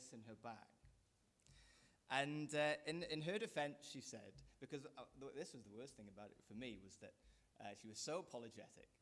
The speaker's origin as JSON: {"language": "English", "region": "Wales", "country": "United Kingdom", "moved": "yes", "said": "I'm a Welshman"}